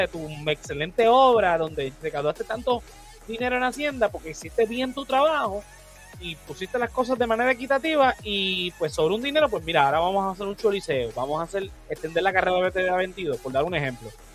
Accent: Puerto Rico; como puertorriqueños

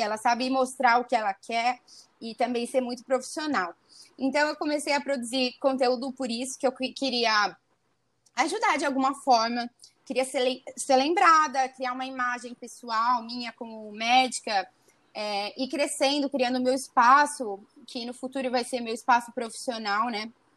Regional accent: Araçatuba, São Paulo, Brazil; Eu tinha amigas da minha cidade aqui do interior, que eu sou do interior de Araçatuba

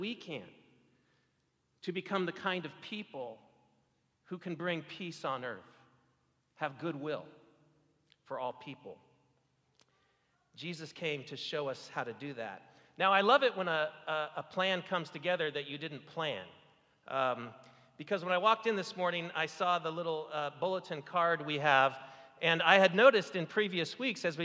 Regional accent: Seattle, Washington, United States; I grew up in Seattle, Washington, and went to a church called Westside Presbyterian Church

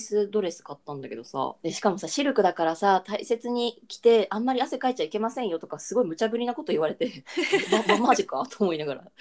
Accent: Chiba, Japan; シンプルな千葉出身

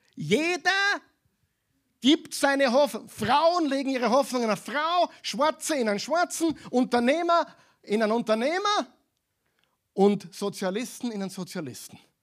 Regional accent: Austria; bei uns in Europa, in Österreich

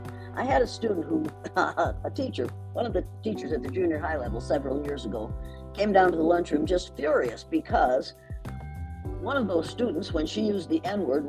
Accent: Riceville, Iowa, United States; but in Riceville, Iowa, we had been conditioned to believe t

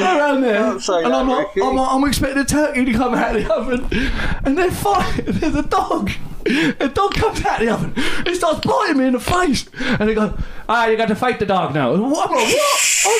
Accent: London, United Kingdom; Anyway, so I'm always quadruple busy because I'm from the East End of London, you know that.

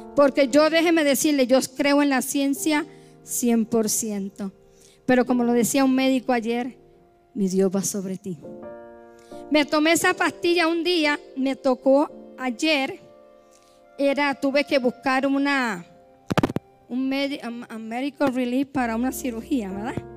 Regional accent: Puerto Rico; moved away; como decimos allá en mi isla

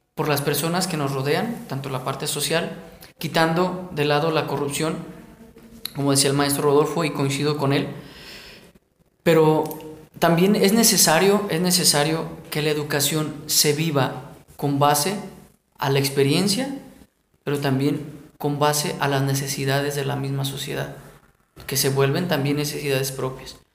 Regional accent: Mexico; nosotros como mexicanos. Los mexicanos somos creativos por naturaleza.

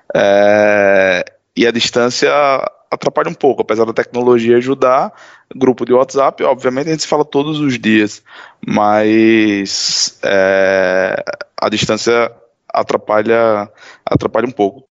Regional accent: Natal, Rio Grande do Norte, Brazil; moved away as an adult; eu sou natural de Natal, no Rio Grande do Norte, e saí do, do meu estado já há quase 10 anos.

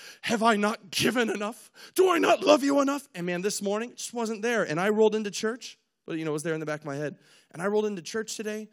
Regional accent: Spokane, Washington, United States; moved away; also born or lived in Lewiston, Idaho; I'm from Spokane, Washington, originally moved across the border over to Idaho, you know, Lewiston

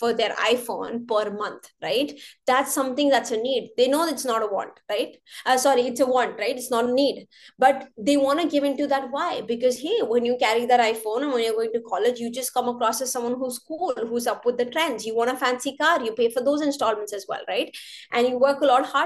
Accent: North India, India; now in Canada; I'm North Indian

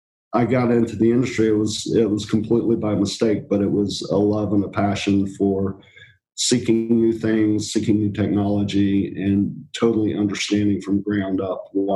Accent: England, United Kingdom; born there; now in United States; I was born in England.

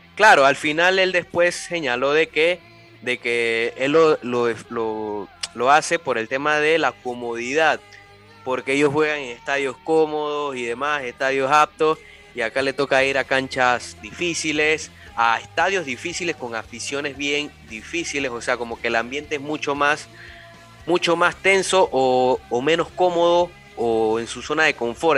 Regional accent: Panama; a uno como panameño, como fanático, como periodista

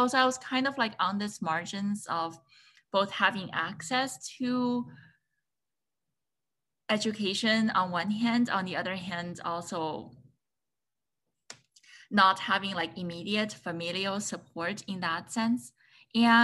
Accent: China; moved away as an adult; also born or lived in Chicago, United States; now in United States; So I was born and raised in China

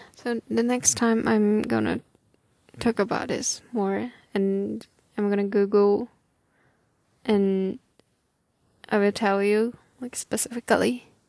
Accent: Japan; English is a second language; my hometown is far away from the epicenter

